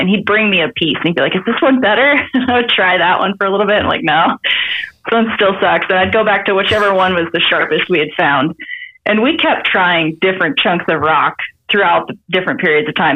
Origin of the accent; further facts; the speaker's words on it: Idaho, United States; now in Montana, United States; I live in Montana. I was born and raised in Idaho